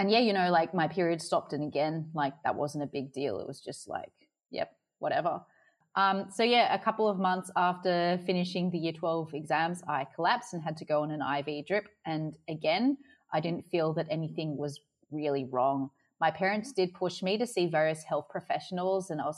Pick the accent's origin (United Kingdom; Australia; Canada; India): Australia; Sydney, New South Wales; moved away as an adult; now in Adelaide, Australia; I'm from Sydney, but I'm currently living in Adelaide